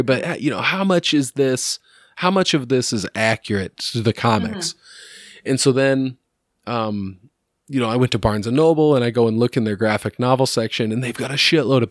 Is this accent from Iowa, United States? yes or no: yes; Iowa, United States; growing up in Iowa